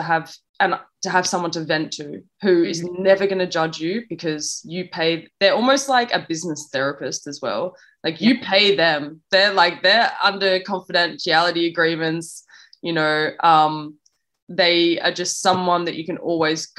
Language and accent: English; Australia; moved away; also born or lived in London; my mum's Jamaican, I'm from Australia, I have an English passport, you know, so I'm kind of like dotted all around the world